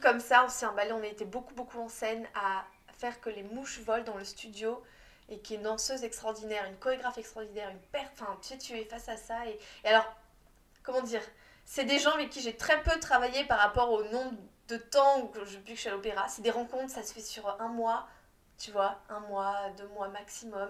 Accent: France; en tant que petite Française

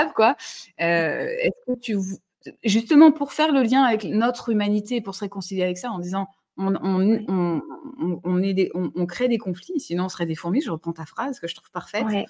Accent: Toulouse, Occitania, France; je suis toulousaine

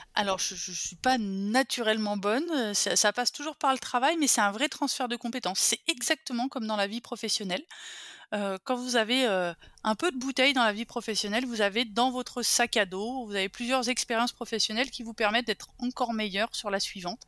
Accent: a small village near Bourgueil, Touraine, Centre-Val de Loire, France; élevée par une mère et une grand-mère, euh, un schéma matriarcal, au milieu de la ruralité française, dans un petit village qui s'appelle Benet, à côté de Bourgueil, au milieu des vignobles tourangeaux

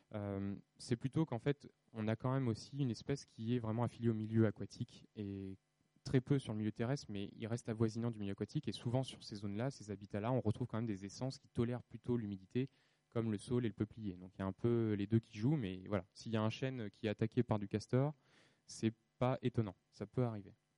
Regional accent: France; chez nous en France

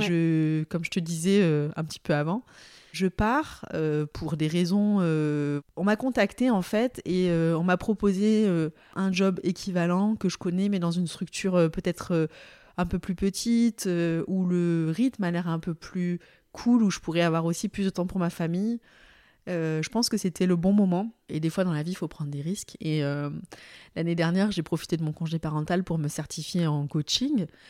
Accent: southern France, France; also born or lived in Aix-en-Provence; Moi, je suis une sudiste

